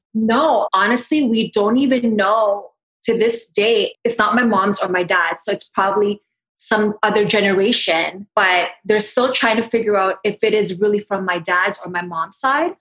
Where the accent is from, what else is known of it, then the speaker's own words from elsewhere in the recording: Toronto, Ontario, Canada; I am from Toronto